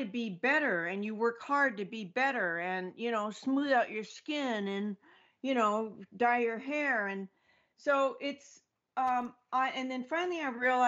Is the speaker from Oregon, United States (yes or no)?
yes; Oregon, United States; also born or lived in Mexico; now in Florida, United States; I'm actually in Florida right now, but I'm from Oregon